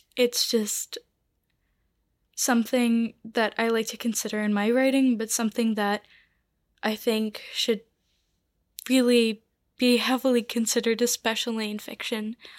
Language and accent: English; Curaçao; moved away; I am from Curacao, which is a small island off the coast of Venezuela.